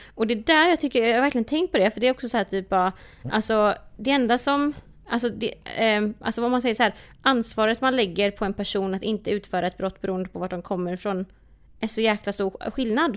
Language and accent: Swedish; Sweden; vi är födda här. Alltså mm. så här, mm. vi, vi har ju inte den, vi är ju uppvuxna på ett, i Sverige